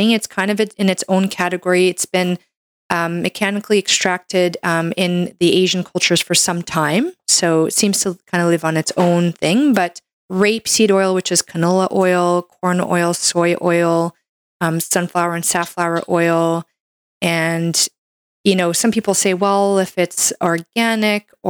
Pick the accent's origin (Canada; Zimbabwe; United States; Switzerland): Canada; I'm a Canadian medical doctor